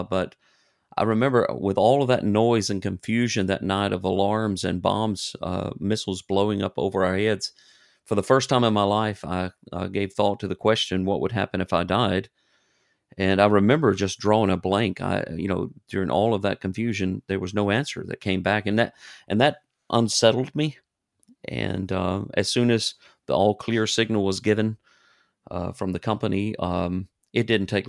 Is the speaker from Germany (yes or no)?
yes; Germany; born there; I was born in Germany.